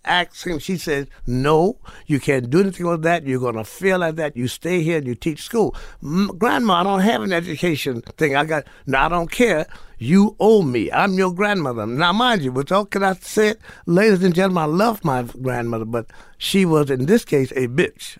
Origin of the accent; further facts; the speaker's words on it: New Orleans, Louisiana, United States; moved away; also born or lived in Morgan City, Louisiana; born in New Orleans, raised in New Orleans in Morgan City, Louisiana